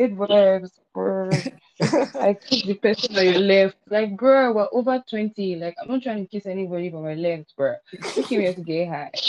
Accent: Nigeria; moved away as an adult; also born or lived in Ukraine; since I left Nigeria.

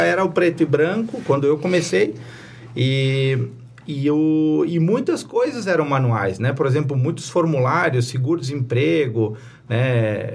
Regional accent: Presidente Getúlio, Santa Catarina, Brazil; eu sou natural de Presidente Getúlio, é, me criei na Serra Vencida, morei lá até os 18 anos

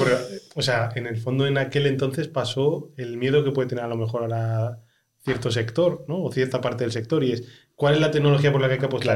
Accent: Ávila, Castile and León, Spain; soy de Ávila

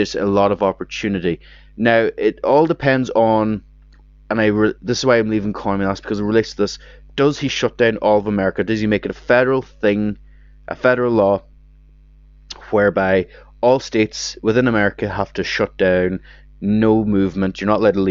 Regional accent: Ireland; me as an Irish person

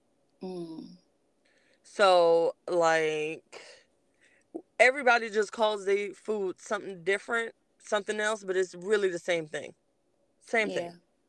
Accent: Los Angeles, California, United States; now in Georgia, United States; I'm from Los Angeles.

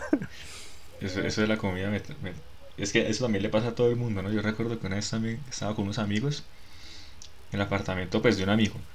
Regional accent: Barrancabermeja, Santander, Colombia; moved away as an adult; now in Bogotá, Colombia; en Barranca, yo prácticamente que ni salí de Santander cuando vivía allá

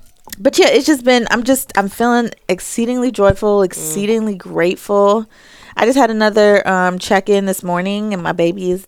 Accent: Jamaica; So I've told all of my bosses, I'm Jamaican, I've got like 6 jobs.

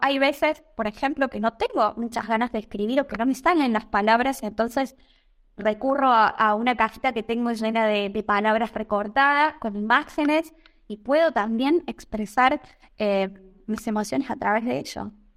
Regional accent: Argentina; moved away as an adult; now in Italy; desde hace un año o ya que salí de Argentina

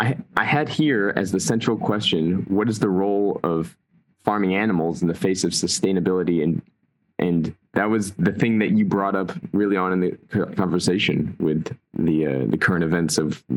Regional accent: United States; accent: American English; hears me speaking American English, or hears me being an American

